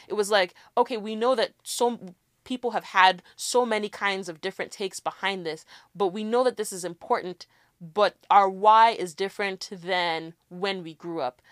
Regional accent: Nigeria; as a Nigerian

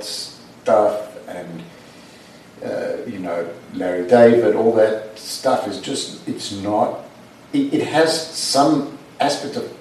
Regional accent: South Africa; moved away; my parents would go to the Jewish Guild in South Africa on a Saturday, and we'd go

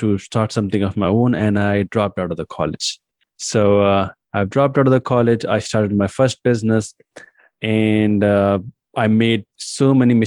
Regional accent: India; English is a second language; I was born in India and raised in India as well

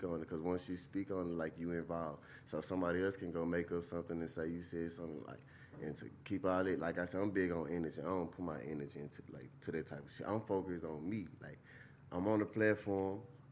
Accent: Louisiana, United States; I'm from Louisiana

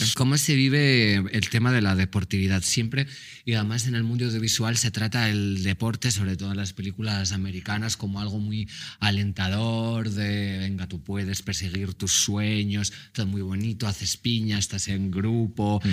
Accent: Mallorca, Balearic Islands, Spain; Yo, que soy de Mallorca

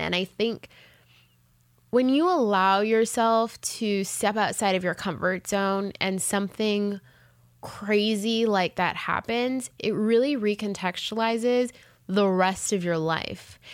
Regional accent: Jamaica; moved away as an adult; also born or lived in Canada / Los Angeles, United States; now in United States; I was born in Canada, but then I was raised um, for many years in Jamaica

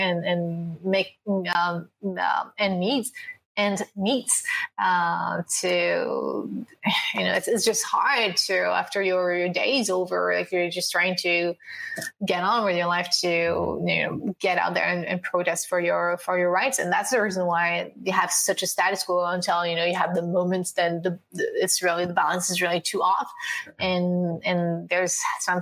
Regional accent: France; I'm from France

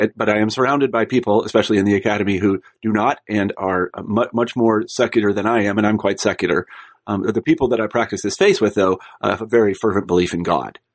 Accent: Midwest, United States; I was like from the Midwest and I grew up in a humble background

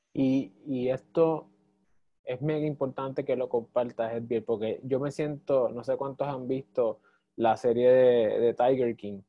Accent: Puerto Rico; como puertorriqueños

